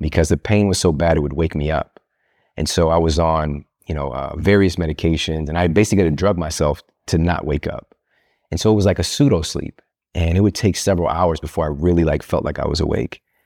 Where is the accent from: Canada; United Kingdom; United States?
United States; Midwest; I'm from the Midwest